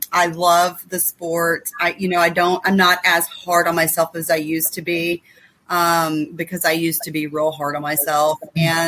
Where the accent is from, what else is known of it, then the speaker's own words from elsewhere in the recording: Houston, Texas, United States; also born or lived in Sam Rayburn Reservoir, Texas; I grew up in Houston